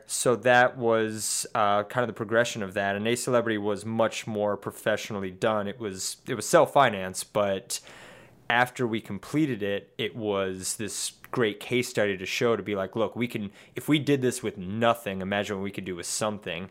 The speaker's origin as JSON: {"language": "English", "town": "Bethesda", "region": "Maryland", "country": "United States", "tie": "born or raised there", "lives_now": "Washington, D.C., United States", "said": "I was born here in Washington, D C and raised in Bethesda, Maryland"}